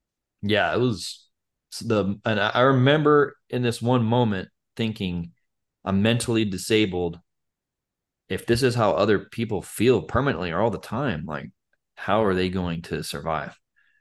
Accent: Utah, United States; Cause, Joseph Smith is the founder of Mormonism and, you know, I'm from Utah.

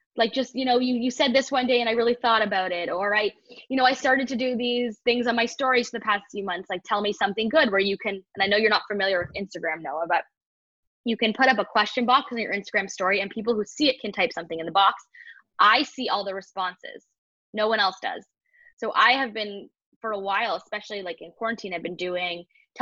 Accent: Toronto, Ontario, Canada; moved away as an adult; leaving Toronto where, as you know, because we grew up there in our community

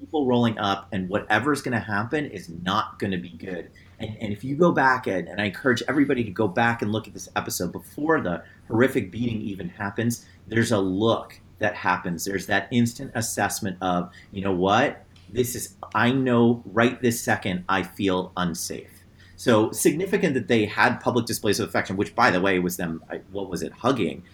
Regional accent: New Jersey, United States; now in Cleveland, United States; I'm from New Jersey

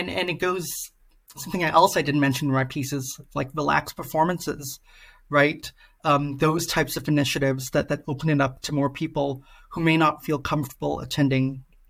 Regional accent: Singapore; I'm originally from Singapore

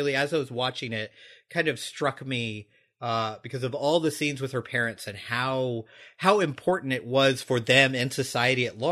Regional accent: United States; as American viewers

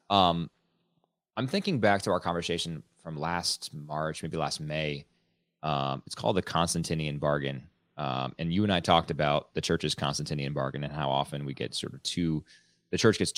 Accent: United States; as an American Catholic

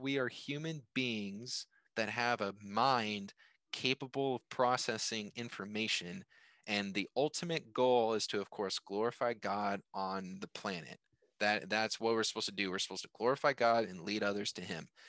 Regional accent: United States; I was born in America, or yeah, I was born in America. You know, I'm an American. I live in America

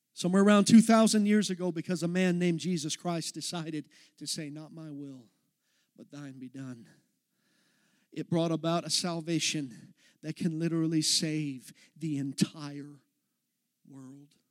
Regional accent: Texas, United States; I'm from Texas

